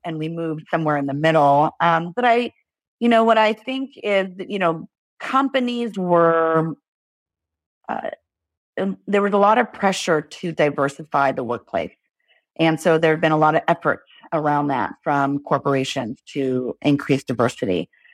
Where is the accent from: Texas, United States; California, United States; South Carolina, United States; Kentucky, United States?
California, United States; Los Angeles; I grew up in Los Angeles, California